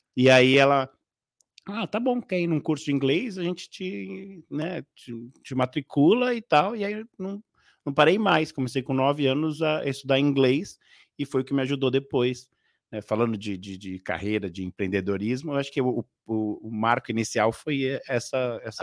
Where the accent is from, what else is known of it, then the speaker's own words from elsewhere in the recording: Casa Verde, São Paulo, Brazil; eu vim de uma, uma um vilarejo, né? É muito famoso norte-americano que se chama Greenhouse. É, mais conhecido como Casa Verde